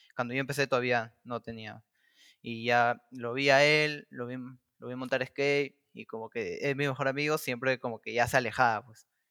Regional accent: Lima, Peru; Yo soy del distrito de Caraballo. Caraballo queda, eh, queda en la capital de Lima, al pero queda por la parte norte.

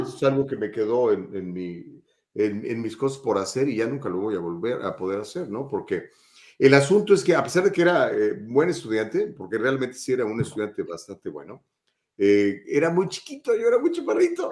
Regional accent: Mexico; also born or lived in Guadalajara; now in United States; soy mexicano

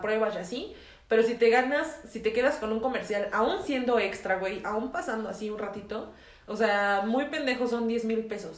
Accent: Mexico

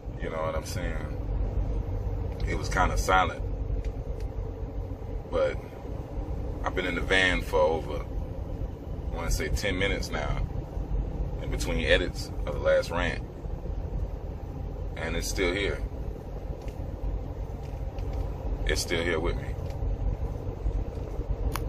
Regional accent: the South, United States; I'm from the South.

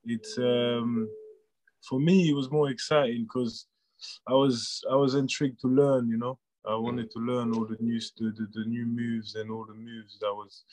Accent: Paris, Île-de-France, France; now in United Kingdom; Born and raised in Paris, France. And moved to the UK in 2005

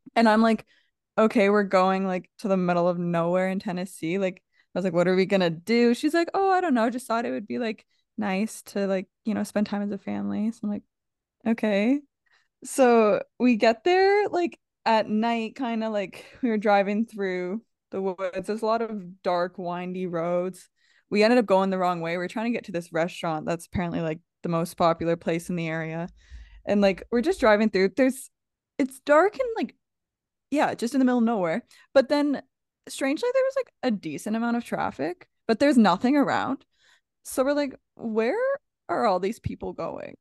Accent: Canada; We're from Canada.

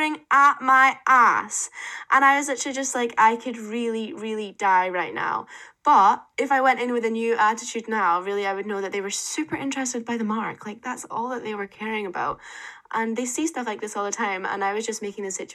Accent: Dundee, Scotland, United Kingdom; moved away as an adult; also born or lived in Aberdeen; I was from Dundee

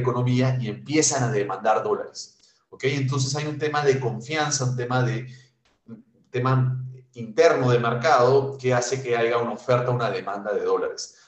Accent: Peru; Nosotros como peruanos

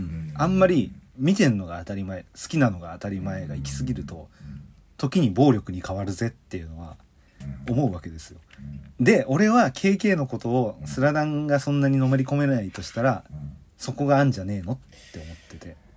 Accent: Tokyo, Japan; 千九百八十六年生まれ、東京育ちの二人

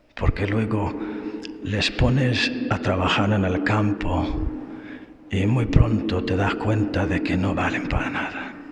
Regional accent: Ireland; moved away; also born or lived in Spain; Irlanda, que es mi país

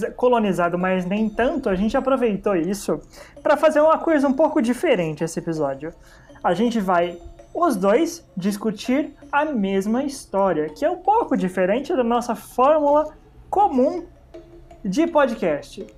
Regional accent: ABC Paulista, São Paulo, Brazil; eu cresci e moro no, no ABC

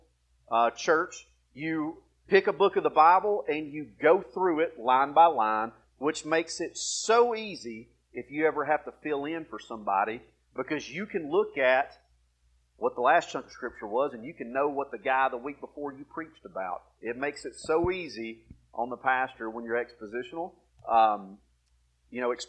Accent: Alabama, United States; accent: redneck; moved away; I'm originally from Alabama

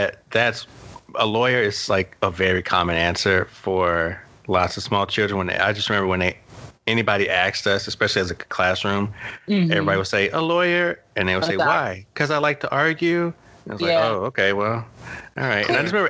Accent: New Jersey, United States; I'm from New Jersey.

